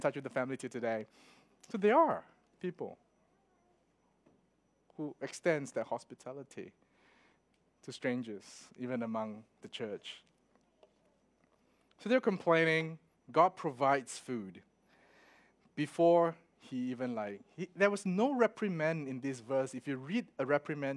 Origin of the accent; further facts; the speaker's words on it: Melbourne, Victoria, Australia; I'm from Melbourne